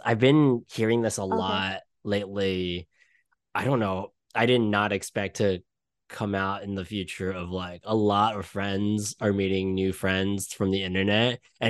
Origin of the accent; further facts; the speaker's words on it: Malaysia; also born or lived in Brooklyn, New York; now in New York City, United States; I am Malaysian, but right now, currently, I am in New York City, in Brooklyn, New York.